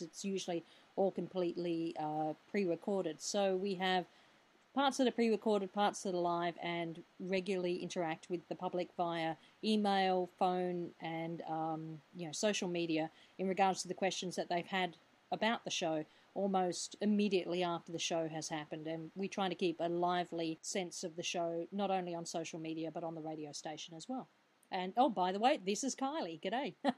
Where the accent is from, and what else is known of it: Perth, Western Australia, Australia; born or raised there